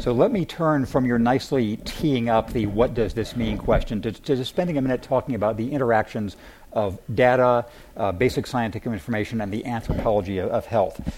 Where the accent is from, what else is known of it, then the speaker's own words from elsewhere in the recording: Redlands, California, United States; moved away; I grew up in the Redlands